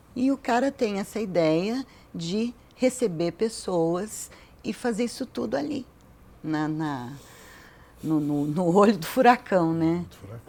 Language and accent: Portuguese; Brazil; a gente é brasileiro